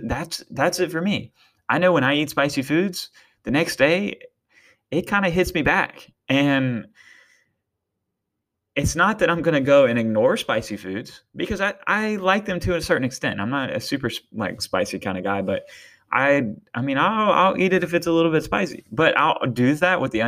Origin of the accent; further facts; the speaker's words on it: Eastern North Carolina, United States; moved away; I'm from Eastern North Carolina, and let me tell you, it's not the healthiest area. I love it to death, and I will be back there one day